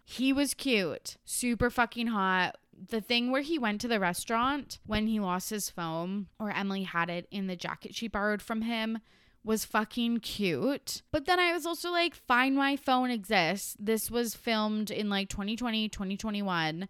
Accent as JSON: {"language": "English", "country": "Canada", "said": "the Canadian that I am"}